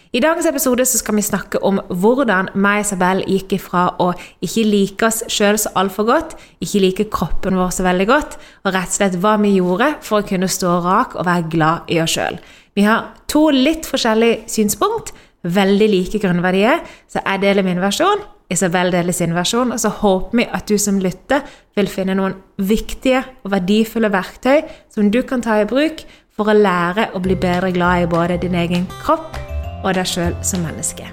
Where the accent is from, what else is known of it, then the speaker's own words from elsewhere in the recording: Norway; also born or lived in Spain; hjemme i Norge, fordi akkurat nå så sitter vi her i Spania